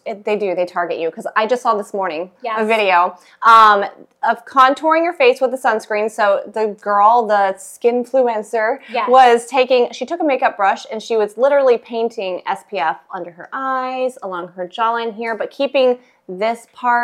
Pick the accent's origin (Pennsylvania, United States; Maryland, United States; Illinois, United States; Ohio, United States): Illinois, United States; also born or lived in Tennessee; Well, I was born in Tennessee, and then we moved up to Illinois. I grew up, my whole childhood was in Illinois. My parents still live in the same house that I grew up in.